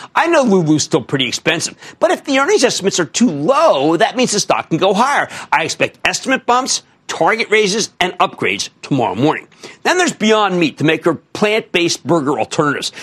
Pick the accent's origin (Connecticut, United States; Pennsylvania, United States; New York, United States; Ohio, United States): Pennsylvania, United States; Philadelphia; I'm from Philadelphia.